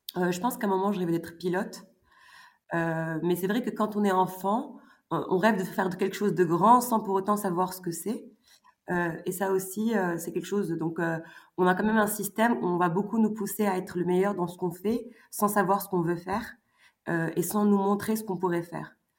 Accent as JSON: {"language": "French", "country": "Morocco", "tie": "born or raised there", "also_born_or_lived": "France", "moved": "as an adult", "said": "à 17-18 ans, donc j'ai quitté le Maroc"}